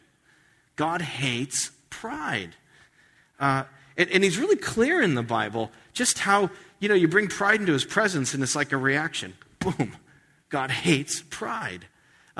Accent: United States; being an American

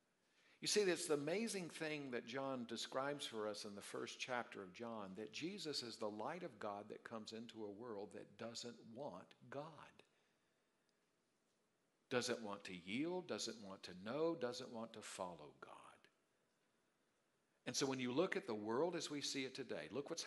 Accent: Darlington, South Carolina, United States; moved away; I'm from Darlington, South Carolina

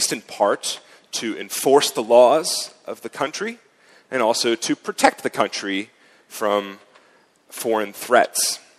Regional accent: United States; moved away as an adult; now in Zurich, Switzerland; I come from a republic. My home country, of course, doesn't have a king. We revolted against a king and set up a republic instead.

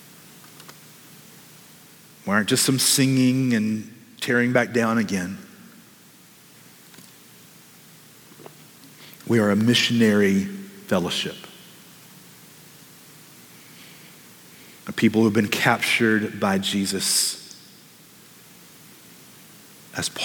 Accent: United States; as American Christians

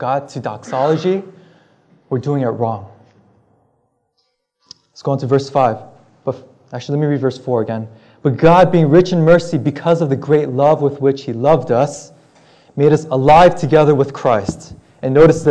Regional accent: California, United States; moved away as an adult; also born or lived in Massachusetts; now in Belmont, United States; I'm originally from California

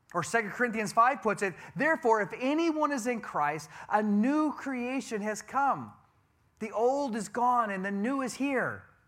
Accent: Wisconsin, United States; I'm a cheesehead. I'm from Wisconsin.

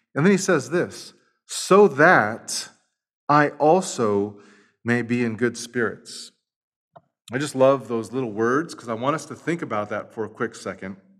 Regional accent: Los Angeles, California, United States; moved away; I'm from East L A." And we just start talking it up because we're from the same hood

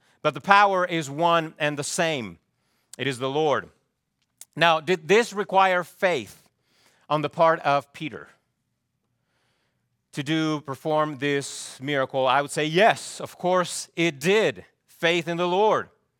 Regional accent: Chile; I remember growing up in Chile, there used to be a ministry called Dorcas. I don't know if you ever had anything like that in the U.S.

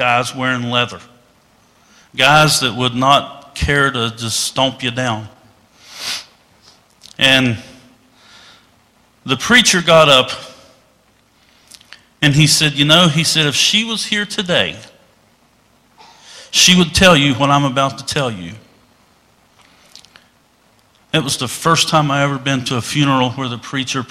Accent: West Virginia, United States; When I was a kid, I was raised in West Virginia

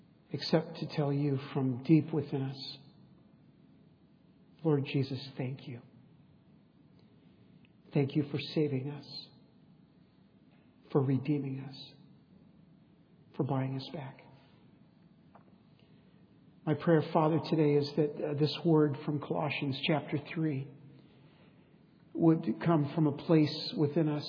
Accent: San Diego, California, United States; When I was a boy growing up in East County of San Diego

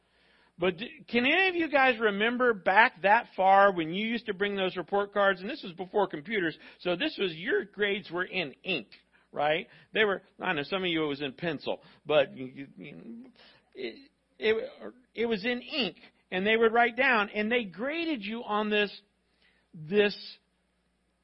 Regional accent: Florida, United States; when I was growing up in Florida schools

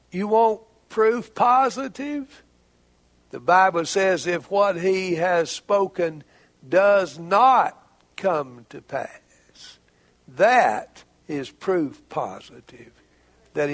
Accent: Heber Springs, Arkansas, United States; Heber Springs, Arkansas, my hometown

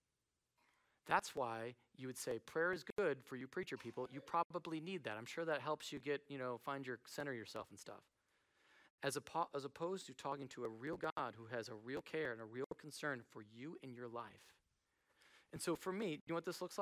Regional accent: United States; I'm American

